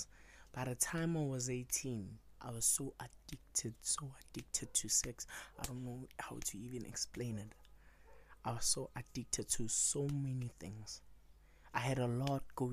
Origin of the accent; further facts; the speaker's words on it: Pretoria, Gauteng, South Africa; I grew up in Africa, South Africa, in Pretoria to be exact